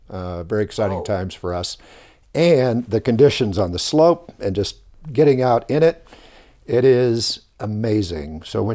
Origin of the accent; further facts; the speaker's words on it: Hawthorne, California, United States; Yeah, so born and raised in the LA area in Southern California, in the city of Hawthorne. That's home of … and SpaceX and a lot of aerospace work there.